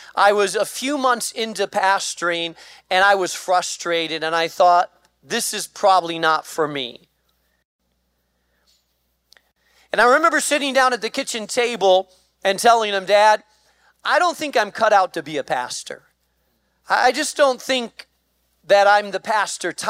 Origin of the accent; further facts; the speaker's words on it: Spain; moved away; I grew up in Spain